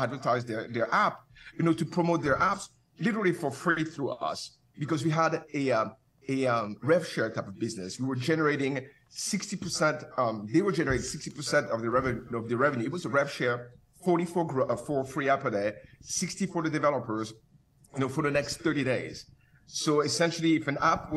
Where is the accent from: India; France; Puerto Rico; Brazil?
France; Paris, Île-de-France; moved away as an adult; also born or lived in Cameroon / Canada; now in Santa Monica, United States; I'm from Paris